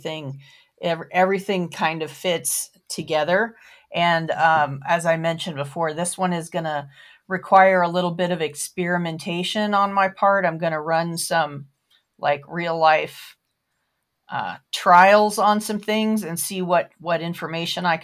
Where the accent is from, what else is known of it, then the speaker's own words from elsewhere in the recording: Florida, United States; also born or lived in Baltimore, Maryland; now in North Carolina, United States; I grew up in Florida